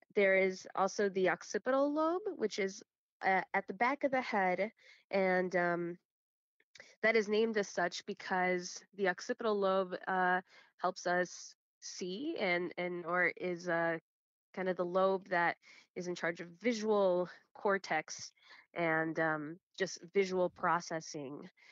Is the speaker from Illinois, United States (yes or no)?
yes; Chicago, Illinois, United States; I'm born and raised in Chicago, uh, Illinois, but my family and everyone before me is from Guatemala